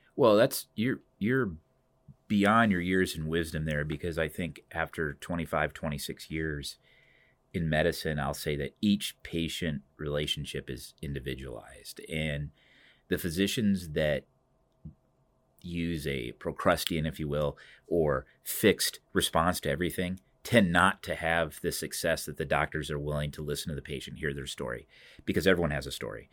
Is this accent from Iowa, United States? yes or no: yes; Cedar Rapids, Iowa, United States; Cedar Rapids is my hometown